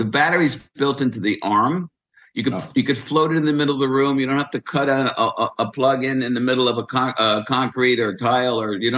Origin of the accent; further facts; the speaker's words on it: New York, United States; growing up in New York